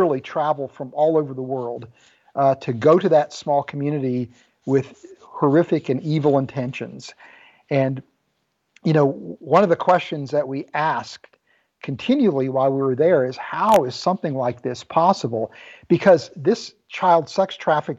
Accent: West Virginia, United States; also born or lived in Ames, Iowa; I was born in Ames, Iowa, and grew up in West Virginia.

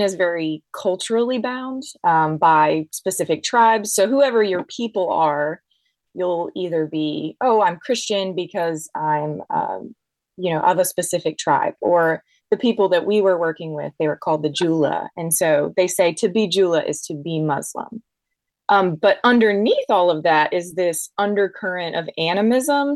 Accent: Deep South, United States; I grew up in the Deep South

